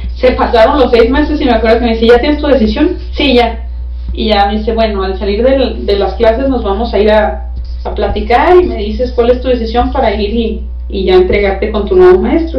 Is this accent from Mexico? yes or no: yes; Baja California, Mexico